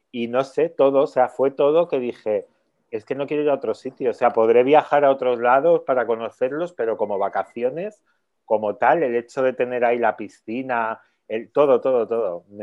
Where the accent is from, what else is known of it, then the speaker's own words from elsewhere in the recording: Madrid, Community of Madrid, Spain; Yo soy de Madrid